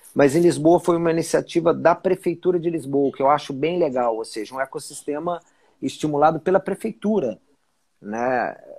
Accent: Brasília, Federal District, Brazil; moved away as an adult; also born or lived in São Paulo / Rio de Janeiro; Sou brasiliense, nasci em Brasília em 1973. Então, Olha então eu sou brasiliense cara. mesmo, nascido e criado.

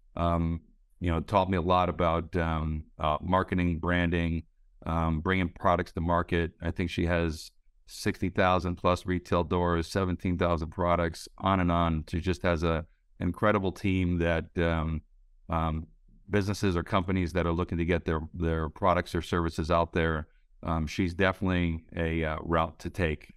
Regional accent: Connecticut, United States; moved away as an adult; also born or lived in Silicon Valley / South Florida; I grew up in Connecticut

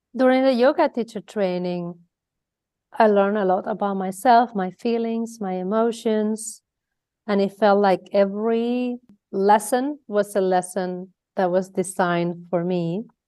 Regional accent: Mallorca, Balearic Islands, Spain; moved away as an adult; now in Netherlands; I'm from Spain, from Mallorca. Uh, if you don't know, Mallorca is a little island in the Mediterranean Sea. And there is where I was born and bred

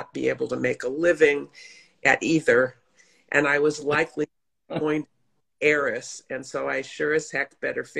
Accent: Los Angeles, California, United States; also born or lived in New York; I grew up in Los Angeles primarily

